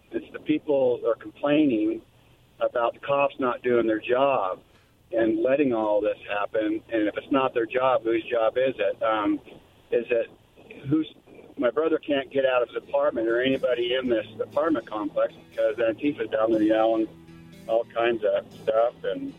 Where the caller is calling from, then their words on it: Boardman, Oregon, United States; I'm calling from Boardman, Oregon.